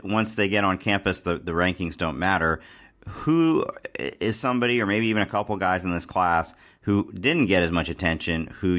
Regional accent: Cincinnati, Ohio, United States; from Cincinnati, my hometown

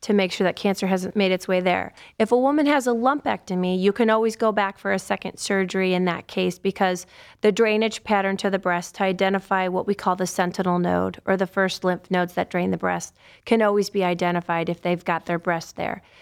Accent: Cleveland, Ohio, United States; also born or lived in Akron / Southern California; I grew up on the west side of Cleveland, so all my family's still in Cleveland

